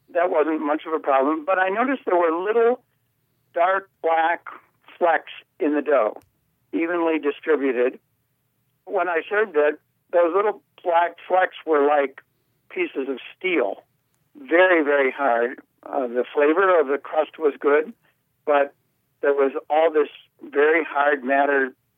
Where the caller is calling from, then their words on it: Prescott, Arizona, United States; Prescott, Arizona.